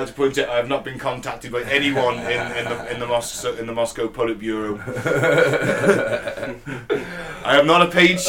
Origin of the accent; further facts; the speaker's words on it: United Kingdom; we're British